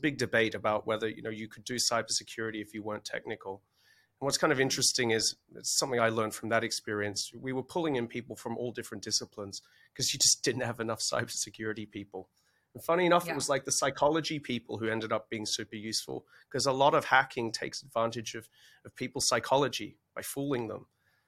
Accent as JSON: {"language": "English", "country": "Australia", "accent": "Australian", "said": "you'll have to forgive my originally Australian accent"}